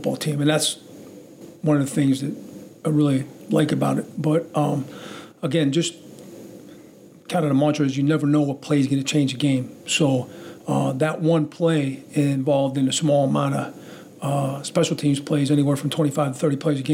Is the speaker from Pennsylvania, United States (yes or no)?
yes; Pittsburgh, Pennsylvania, United States; moved away as an adult; now in Minnesota, United States; born and raised in Pittsburgh